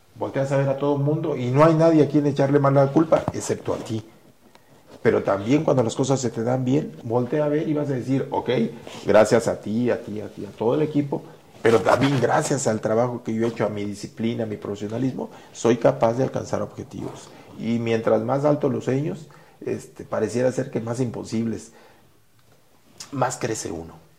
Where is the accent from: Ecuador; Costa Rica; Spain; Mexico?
Mexico; Así somos los mexicanos